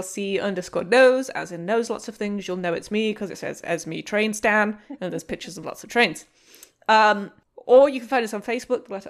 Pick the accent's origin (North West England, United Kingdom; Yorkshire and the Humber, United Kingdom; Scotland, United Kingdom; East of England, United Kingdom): Yorkshire and the Humber, United Kingdom; York; my hometown is where chocolate oranges and After Eight mints come from